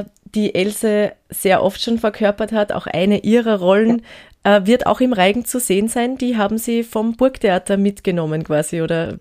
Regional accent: Gmunden, Upper Austria, Austria; moved away as an adult; Ich bin ja selber auch aus Gmunden ursprünglich

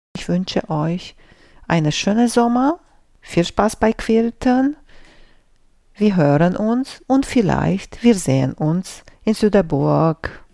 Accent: Romania; German is a second language; moved away; Ich bin groß geworden in Rumänien

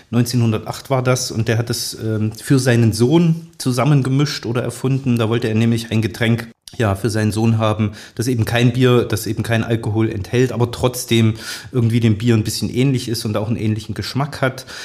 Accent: East Germany, Germany; ich bin ja in der DDR groß geworden, habe meine Kindheit in der DDR verbracht

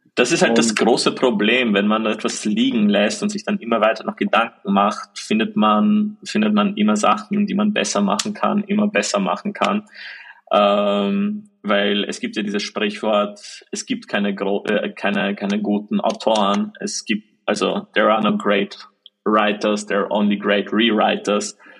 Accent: Austria; bei uns in Österreich

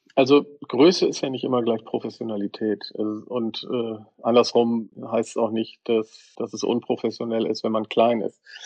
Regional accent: Bremen, Germany; wenn ich mit meinem Vater im Weserstadion war, äh, als, als Bremer und Werder-Fan

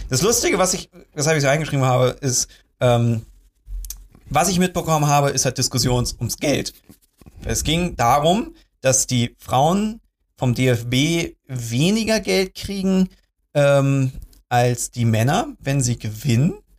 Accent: Germany; als Deutscher

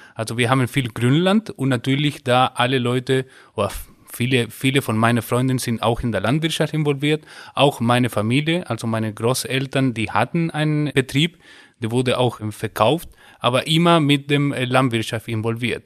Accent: Chile; first language Spanish; German is a second language; moved away as an adult; now in Germany; ich komme aus Chile

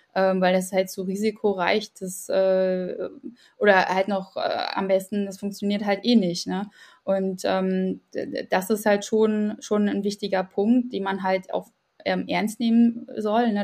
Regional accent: Ukraine; now in Germany; ich selbst komme aus der Ukraine

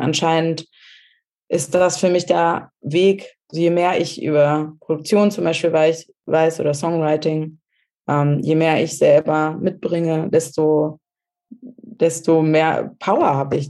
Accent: Germany; moved away; wo ich aufgewachsen bin in Deutschland

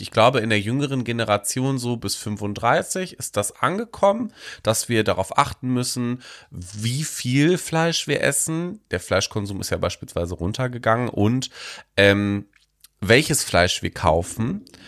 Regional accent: Germany; bei uns in Deutschland

